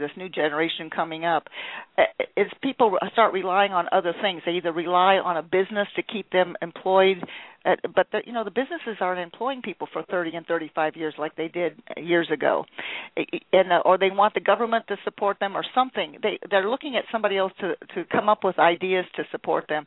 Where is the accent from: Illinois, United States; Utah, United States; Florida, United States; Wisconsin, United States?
Florida, United States; Fort Lauderdale; I grew up in Fort Lauderdale